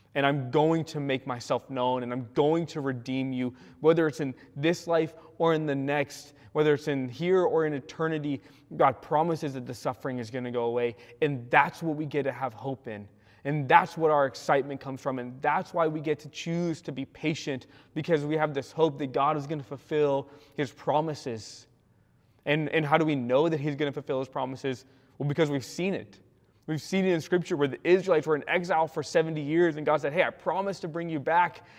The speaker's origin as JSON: {"language": "English", "region": "California", "country": "United States", "also_born_or_lived": "Spokane, Washington", "moved": "as an adult", "lives_now": "Washington, United States", "said": "I'm a Californian"}